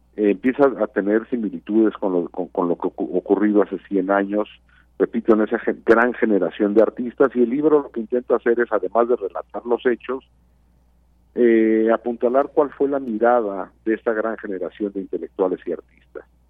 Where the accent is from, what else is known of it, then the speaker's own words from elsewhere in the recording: Mexico; como mexicanas y mexicanos